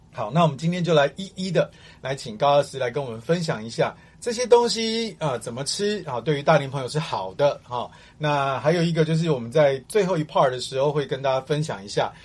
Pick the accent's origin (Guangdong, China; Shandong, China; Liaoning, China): Guangdong, China; 我广东人嘛